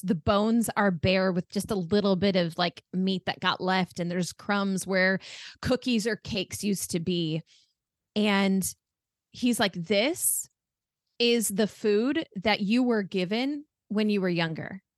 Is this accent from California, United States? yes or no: no; Arizona, United States; also born or lived in France; I've lived here my entire